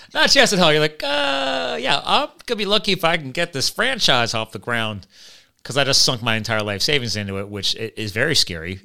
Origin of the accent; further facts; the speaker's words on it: Pennsylvania, United States; also born or lived in Flemington, New Jersey; I was born in Jersey, grew up in Pennsylvania.